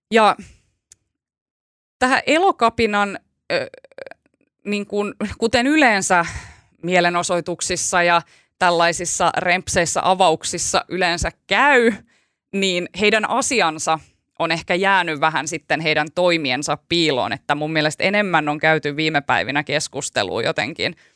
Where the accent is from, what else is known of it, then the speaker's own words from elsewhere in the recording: Turku, Southwest Finland, Finland; mä oon Turusta